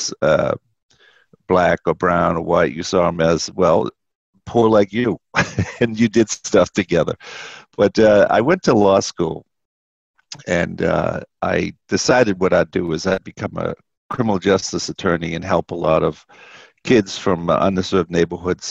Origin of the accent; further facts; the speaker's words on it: Boston, Massachusetts, United States; I grew up in Boston in public housing